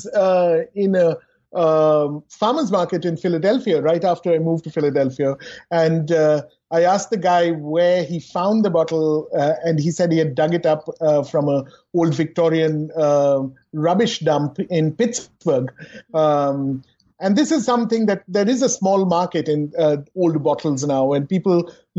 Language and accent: English; Kolkata, West Bengal, India; moved away; I was growing up in Calcutta